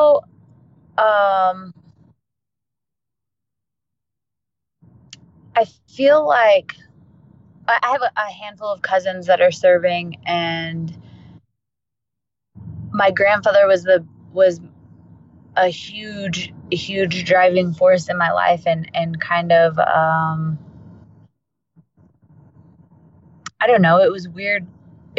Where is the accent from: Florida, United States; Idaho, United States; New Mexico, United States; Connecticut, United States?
New Mexico, United States; Albuquerque; I am in Albuquerque, New Mexico, born and raised